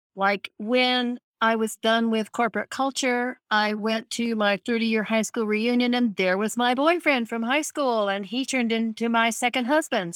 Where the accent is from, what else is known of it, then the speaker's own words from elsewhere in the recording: Scottsbluff, Nebraska, United States; moved away; I grew up in Scottsbluff, Nebraska